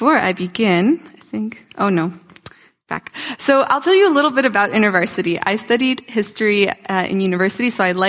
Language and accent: English; Toronto, Ontario, Canada; also born or lived in Tula, Russia; And I grew up in North York